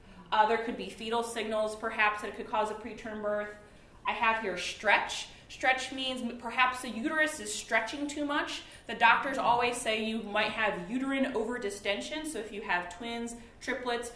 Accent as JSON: {"language": "English", "town": "Detroit", "region": "Michigan", "country": "United States", "tie": "born or raised there", "also_born_or_lived": "Boston", "moved": "as an adult", "lives_now": "New York, United States", "said": "I grew up in Detroit, worked at General Motors"}